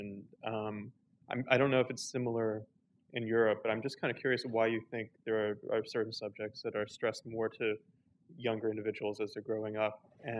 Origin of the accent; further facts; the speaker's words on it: United States; I grew up in America. I went through public school system in America, and I really didn't get any background or even introduction to philosophy until I went to college.